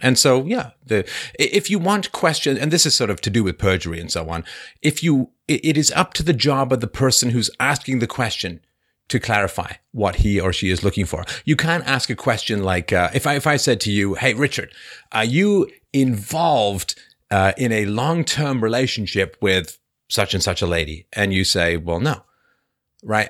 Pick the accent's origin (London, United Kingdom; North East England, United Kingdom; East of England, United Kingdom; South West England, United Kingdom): London, United Kingdom; where I grew up in near Crystal Palace in, uh, in London